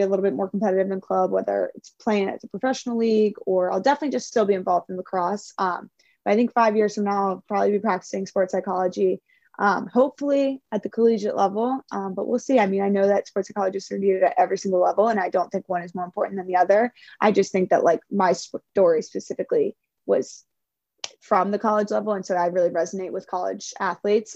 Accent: Maryland, United States; moved away as an adult; now in California, United States; we were in my home state, so many of my friends were there. Like it was in my backyard, essentially Maryland

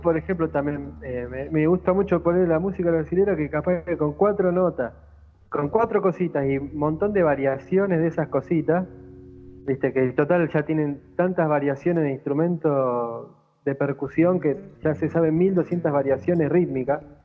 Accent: interior of Santa Fe, Argentina; yo soy del interior de Santa Fe

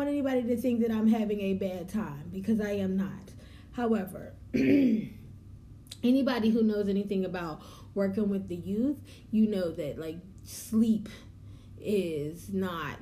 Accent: the North, United States; also born or lived in the South (US); I am a Northern girl, raised. I was born in the South, but they drug me up out of here and took me up to the North

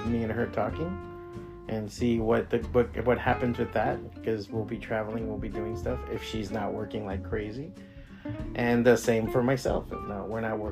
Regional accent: Miami, Florida, United States; moved away as an adult; this is my hometown. This is where I grew up.

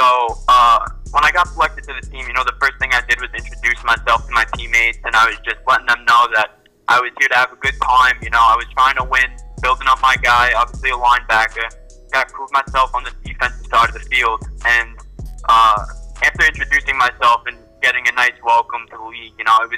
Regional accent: New York, United States; I'm from New York

